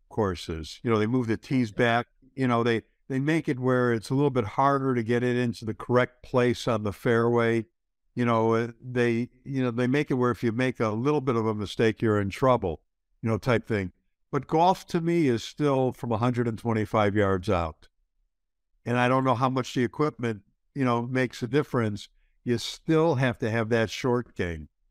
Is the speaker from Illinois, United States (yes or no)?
yes; Chicago, Illinois, United States; growing up in Chicago